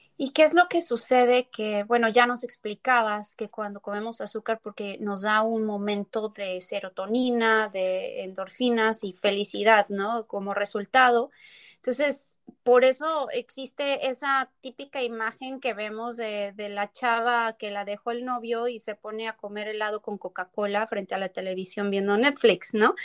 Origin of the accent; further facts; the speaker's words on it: Tepeji del Río, Hidalgo, Mexico; also born or lived in Querétaro; yo nací en Querétaro, pero crecí en Tepeji del Río